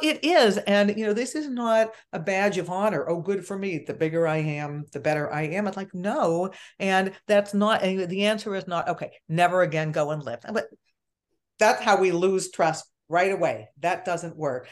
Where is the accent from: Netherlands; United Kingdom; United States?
United States; Pittsburgh, Pennsylvania; I am from Pittsburgh